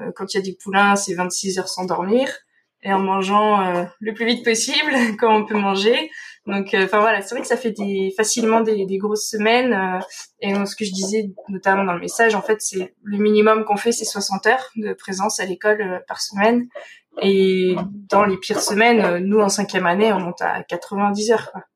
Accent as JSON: {"language": "French", "area": "Dordogne", "region": "Nouvelle-Aquitaine", "country": "France", "also_born_or_lived": "Nantes", "moved": "as an adult", "said": "moi je viens de Dordogne"}